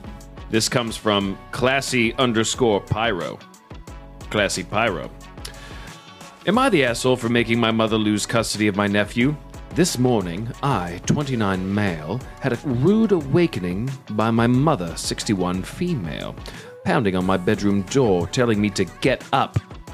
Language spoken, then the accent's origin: English; the South, United States; We are from the South.